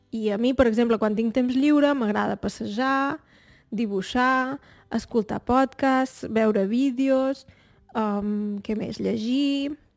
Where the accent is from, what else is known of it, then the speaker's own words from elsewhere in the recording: Torelló, Catalonia, Spain; Jo en realitat no sóc de Barcelona, sóc de Torelló, que és un poble que queda una hora i mitja de Barcelona